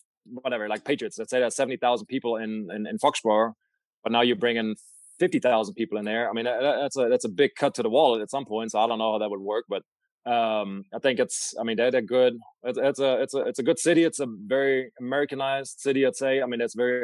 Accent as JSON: {"language": "English", "town": "Düsseldorf", "region": "North Rhine-Westphalia", "country": "Germany", "tie": "born or raised there", "moved": "yes", "said": "People from Düsseldorf probably wouldn't agree right now, which is my hometown"}